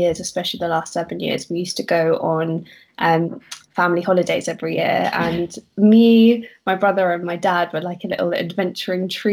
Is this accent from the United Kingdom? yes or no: yes; London, United Kingdom; I am born and raised in London